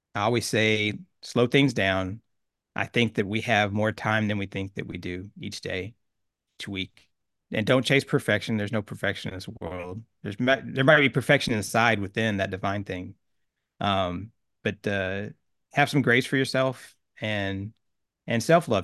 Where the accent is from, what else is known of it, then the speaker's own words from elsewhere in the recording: Oklahoma, United States; I grew up in Oklahoma, a small town, about eight thousand people